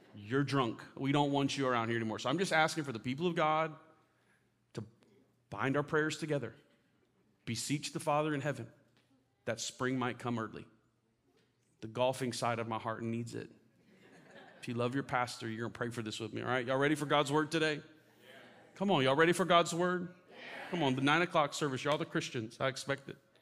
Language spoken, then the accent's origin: English; Florida, United States; moved away; I grew up in Florida